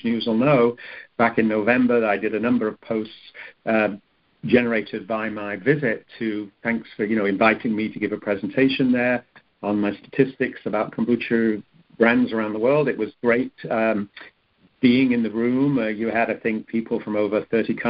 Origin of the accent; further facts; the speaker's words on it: England, United Kingdom; now in California, United States; I'm from England originally.